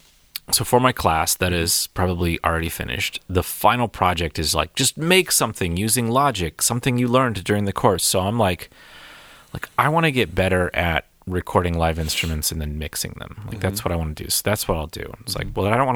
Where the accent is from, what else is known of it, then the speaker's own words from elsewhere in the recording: Erie, Pennsylvania, United States; I grew up in Erie